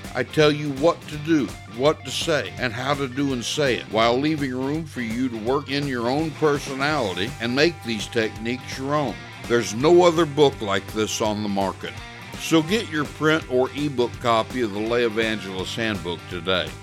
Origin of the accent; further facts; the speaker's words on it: United States; I'm not a hyphenated American. I'm not a white American, or a black American, or a straight American, or gay American. I'm just an American